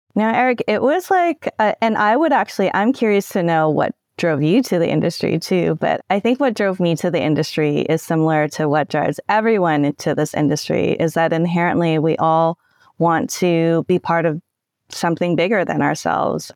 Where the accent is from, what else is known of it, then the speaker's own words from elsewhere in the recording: Canada; I'm Canadian